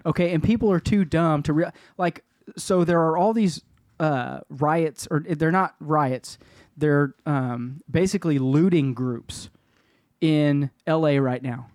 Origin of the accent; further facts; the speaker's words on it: Kansas City, Kansas, United States; Where I grew up in Argentine